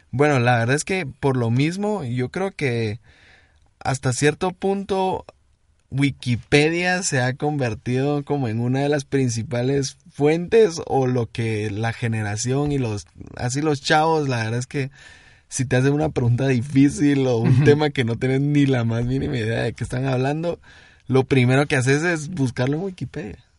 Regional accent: Guatemala City, Guatemala Department, Guatemala; Dicen que tenemos un acento muy neutro, dicen. Dicen, aunque dicen que a veces tenemos como un cantadito. Nosotros somos de la ciudad, de, de Guatemala, ciudad

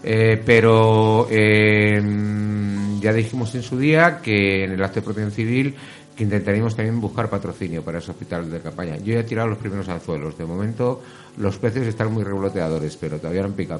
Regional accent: Getafe, Community of Madrid, Spain; en mi pueblo, que es Getafe

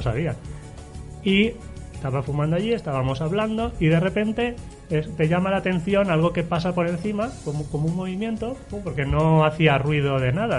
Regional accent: Alberic, Valencian Community, Spain; moved away as an adult; now in Alzira, Spain; yo soy de Alberique, pero llevo viviendo muchos años ahora ya en Alcira

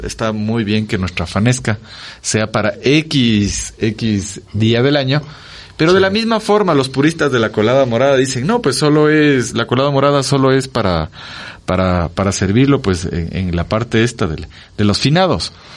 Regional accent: Ecuador; somos un país andino, en la sierra

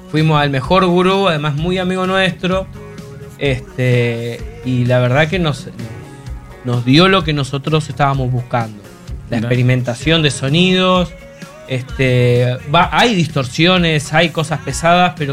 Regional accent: Neuquén, Argentina; Claro, este, de Rafaela, ah, yo soy de Neuquén. Sí, somos de Neuquén.

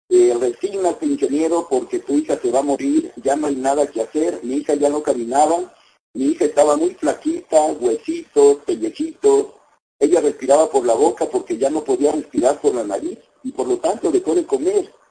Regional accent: La Cayuca, Veracruz, Mexico; born there; en la refinería Lázaro Cárdenas de Minatitlán, Veracruz, a una hora de donde yo nací, en la Cayuca.

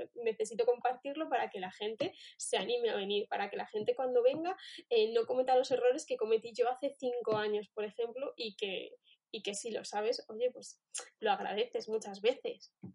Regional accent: Spain; somos españoles

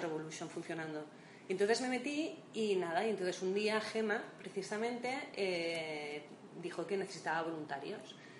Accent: Barcelona, Catalonia, Spain; moved away as an adult; now in Madrid, Spain; yo soy de Barcelona.

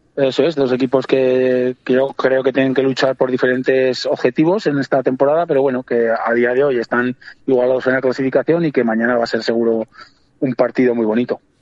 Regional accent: Cariñena, Aragon, Spain; yo soy de allí, de, de Carillena, soy natural de allí

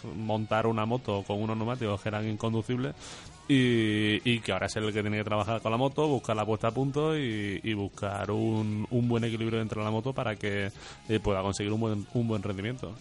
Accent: Spain; nosotros como españoles

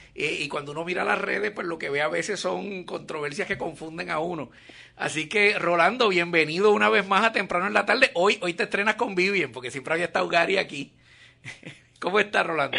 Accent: Puerto Rico; ya tú sabes cómo somos los boricuas con esto de los apellidos

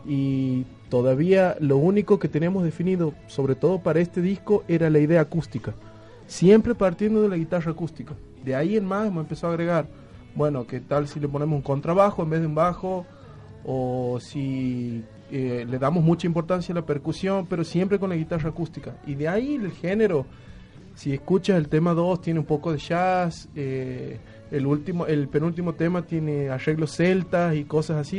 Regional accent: Santiago del Estero, Argentina; somos de Santiago, venimos del folclore

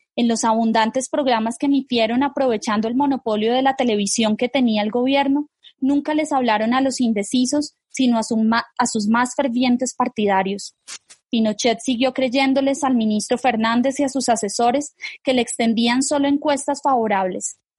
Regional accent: Colombia

